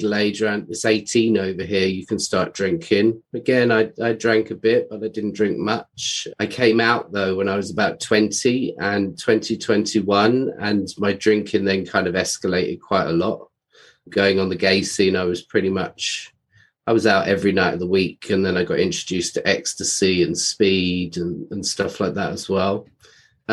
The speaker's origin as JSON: {"language": "English", "region": "London", "country": "United Kingdom", "tie": "born or raised there", "said": "I grew up in London, England"}